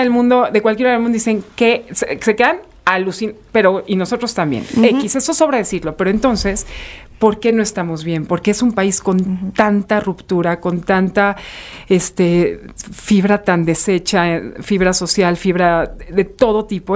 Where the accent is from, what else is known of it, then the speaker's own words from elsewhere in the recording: Saltillo, Coahuila, Mexico; muy del norte soy de Saltillo